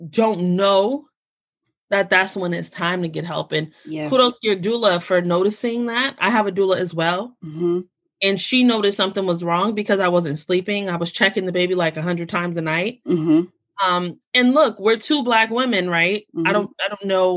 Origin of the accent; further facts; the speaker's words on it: United States; I'm Black American.